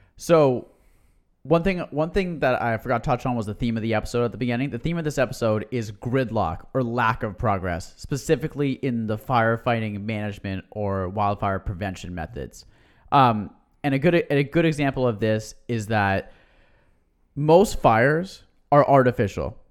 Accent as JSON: {"language": "English", "region": "California", "country": "United States", "tie": "born or raised there", "said": "we grew up in California"}